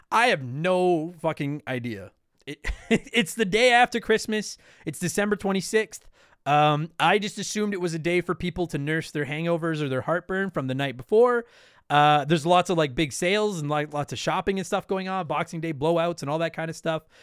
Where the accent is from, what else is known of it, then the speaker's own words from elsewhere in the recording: New Jersey, United States; I'm from New Jersey, and a holiday that involves fighting sounds right up my alley.